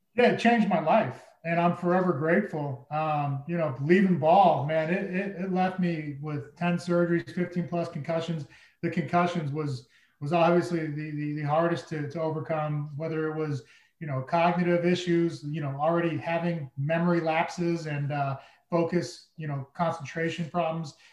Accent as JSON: {"language": "English", "region": "Massachusetts", "country": "United States", "tie": "born or raised there", "said": "I grew up in Massachusetts."}